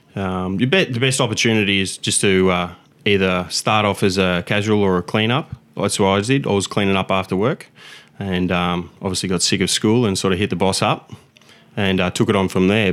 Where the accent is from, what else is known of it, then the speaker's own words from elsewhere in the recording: Victoria, Australia; now in Gold Coast, Australia; I moved up from Victoria when I was younger and uh, to to Queensland, obviously the Gold Coast